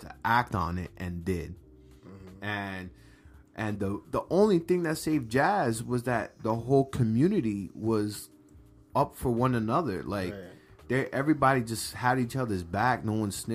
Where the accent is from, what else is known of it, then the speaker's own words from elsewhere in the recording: New York, United States; we're both Dominican. Shout out to DR. Although we born and raised in New York